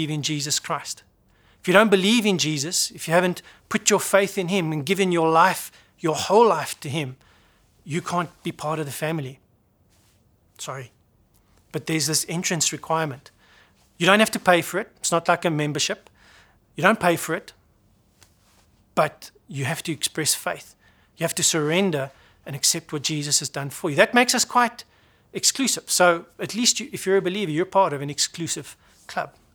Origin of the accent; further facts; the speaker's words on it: South Africa; I come from South Africa, I'm born here